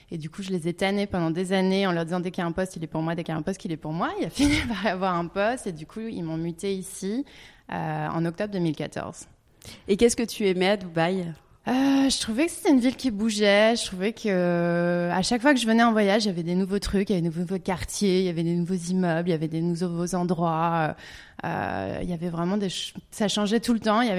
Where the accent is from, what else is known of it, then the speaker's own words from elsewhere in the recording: Hong Kong; born there; also born or lived in France / Canada / England / Italy; j'ai vécu en, bah, vécu en France évidemment, mais je suis née à Hong Kong. J'ai vécu au Canada, en Angleterre